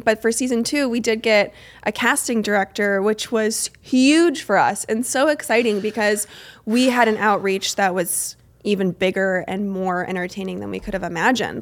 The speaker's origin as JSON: {"language": "English", "region": "Arizona", "country": "United States", "tie": "born or raised there", "said": "I grew up in Arizona"}